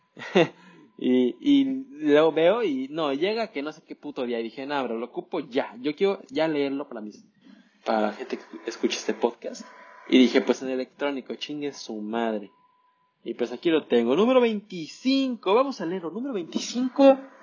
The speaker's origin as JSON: {"language": "Spanish", "country": "Mexico"}